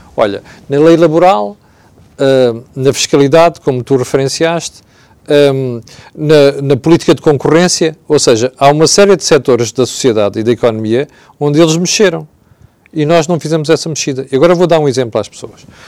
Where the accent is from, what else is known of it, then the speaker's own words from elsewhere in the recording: Mozambique; now in Portugal; eu cresci em África, cresci em Moçambique